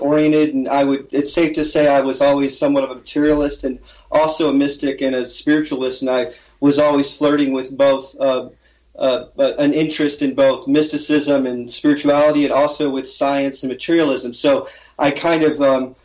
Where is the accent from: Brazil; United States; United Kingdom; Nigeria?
United States; Portland, Maine; I'm from Portland, Maine